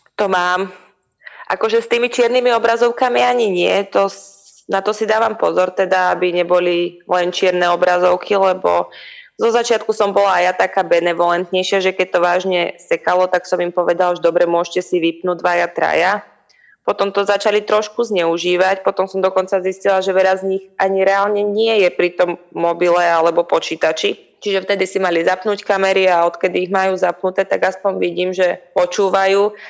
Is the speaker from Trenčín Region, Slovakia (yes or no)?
no; Hriňová, Banská Bystrica Region, Slovakia; ja som z Hriňovej, to je také malé mestečko, my sme tam labák nemali moc